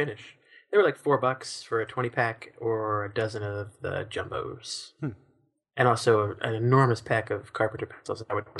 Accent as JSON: {"language": "English", "town": "Baltimore", "region": "Maryland", "country": "United States", "accent": "Baltimore", "said": "I'm debating whether or not I should just amp up my Baltimore accent on the radio"}